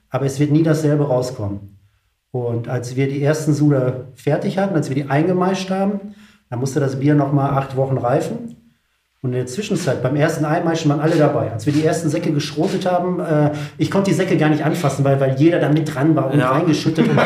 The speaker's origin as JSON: {"language": "German", "town": "Wilhelmshaven", "region": "Lower Saxony", "country": "Germany", "said": "Ich komme aus Wilhelmshaven."}